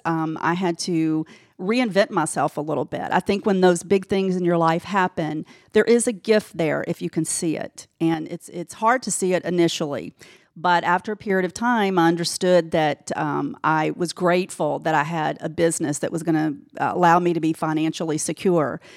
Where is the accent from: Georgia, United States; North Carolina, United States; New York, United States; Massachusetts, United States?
Georgia, United States; Decatur; also born or lived in Alpharetta, Georgia / Gwinnett County, Georgia; growing up in Decatur